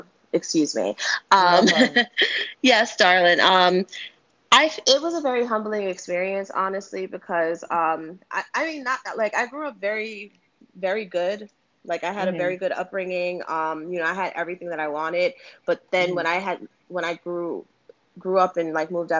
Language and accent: English; New York City, New York, United States; also born or lived in Bronx, New York; now in Yonkers, United States; I originally grew up in Harlem